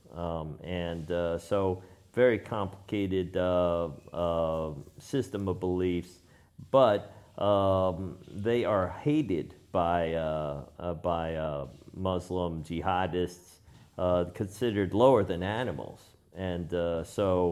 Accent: New York, United States; I'm a filmmaker from New York

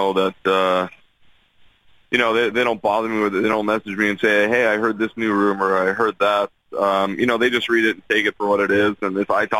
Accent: Toronto, Ontario, Canada; my hometown Toronto Maple Leafs

